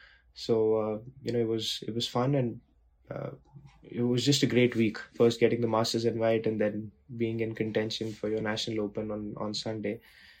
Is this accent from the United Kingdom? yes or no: no; India; you grow up watching it, and growing up in India watching it, it was always very, very close to my heart